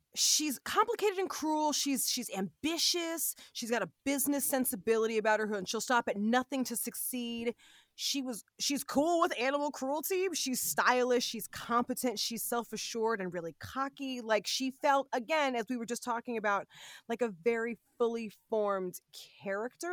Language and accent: English; Los Angeles, California, United States; moved away; my hometown